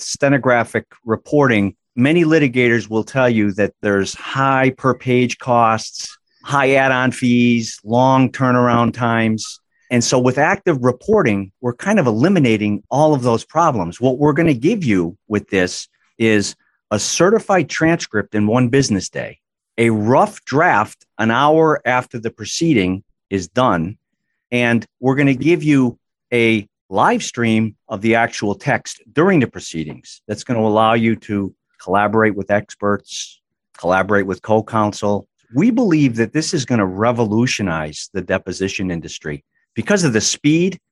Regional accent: Massachusetts, United States; Born and raised in Massachusetts, admitted to the bar in Massachusetts in 1985

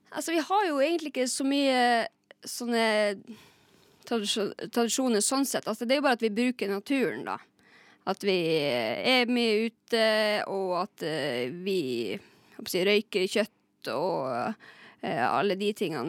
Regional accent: Lakselv, Finnmark, Norway; Og jeg er også fra Lakselv i Finnmark.

